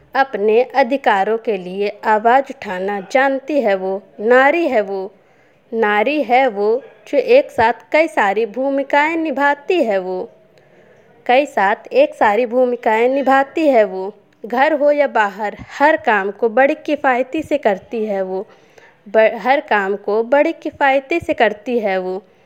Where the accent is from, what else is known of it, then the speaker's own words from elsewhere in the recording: Kanpur, Uttar Pradesh, India; मैं उत्तर प्रदेश के ज़िले कानपुर की रहने वाली हूँ